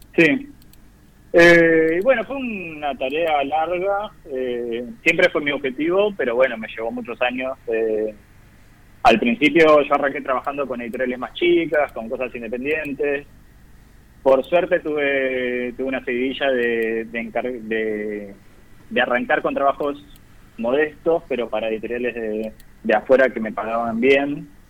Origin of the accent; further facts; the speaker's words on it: Zárate, Buenos Aires Province, Argentina; now in Buenos Aires, Argentina; Yo soy de Zárate originalmente, provincia de Buenos Aires.